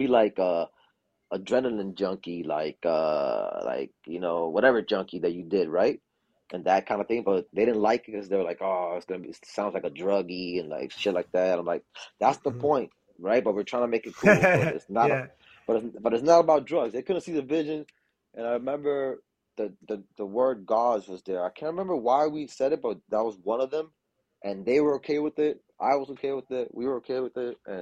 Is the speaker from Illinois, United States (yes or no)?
no; Miami, Florida, United States; I'm from Miami. So black people out here in Miami talk like Southern